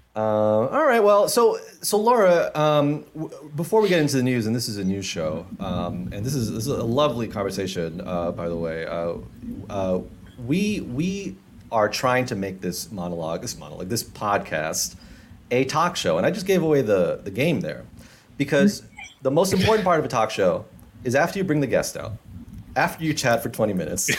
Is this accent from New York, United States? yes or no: yes; New York City, New York, United States; when I was growing up in Jamaica, Queens